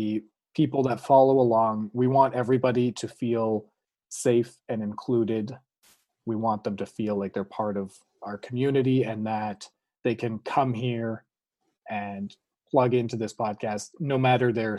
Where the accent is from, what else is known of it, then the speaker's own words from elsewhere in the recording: Canada; upper middle class white kids growing up in Canada